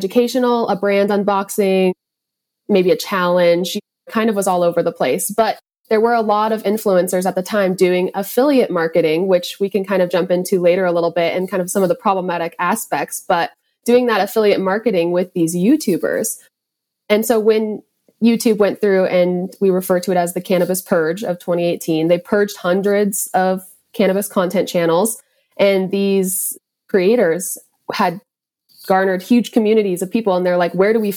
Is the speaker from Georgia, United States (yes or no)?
no; Montana, United States; growing up in Montana